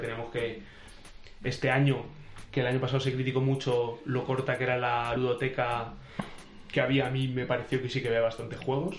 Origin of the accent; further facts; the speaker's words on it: Albacete, Castilla-La Mancha, Spain; éramos de la tierra de Don Quijote